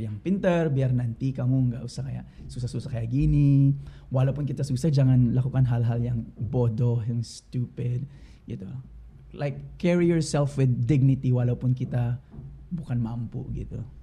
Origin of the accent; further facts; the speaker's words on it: Bolinao, Ilocos Region, Philippines; Indonesian is a second language; moved away as an adult; now in Jakarta, Indonesia; Bolinau yang nama kampung aku